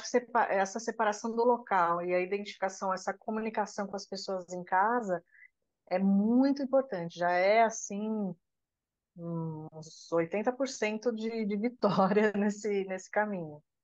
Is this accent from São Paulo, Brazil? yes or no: yes; São Paulo, Brazil; Eu sou de São Paulo